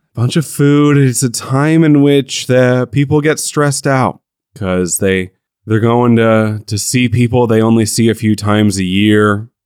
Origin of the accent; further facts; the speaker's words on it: United States; as an American